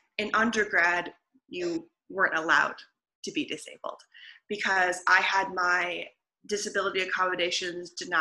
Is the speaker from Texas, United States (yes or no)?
no; Michigan, United States; also born or lived in Leicester; I'm originally from the United States. I grew up in Michigan.